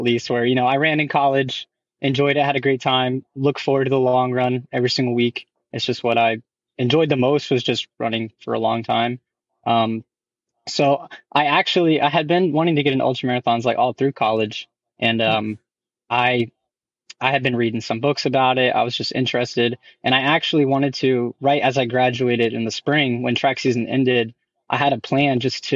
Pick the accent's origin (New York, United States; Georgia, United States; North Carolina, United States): Georgia, United States; Newnan; now in Augusta, United States; my hometown in Noonan.